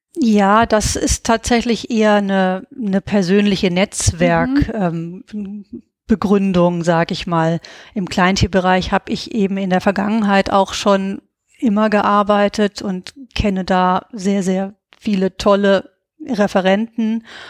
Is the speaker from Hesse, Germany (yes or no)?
yes; Giessen, Hesse, Germany; moved away as an adult; also born or lived in Berlin; geboren und aufgewachsen bin ich in Gießen.